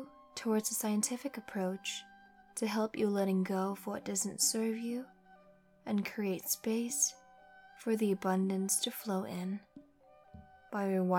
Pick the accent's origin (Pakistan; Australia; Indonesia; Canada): Indonesia; now in California, United States; I am from Indonesia. I'm proudly to say that I won a Green Card Lottery DV 2020, and I live here in California